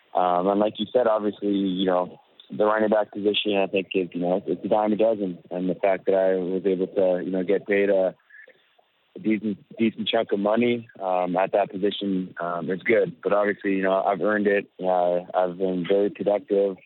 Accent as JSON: {"language": "English", "town": "Winnipeg", "region": "Manitoba", "country": "Canada", "tie": "born or raised there", "said": "my hometown"}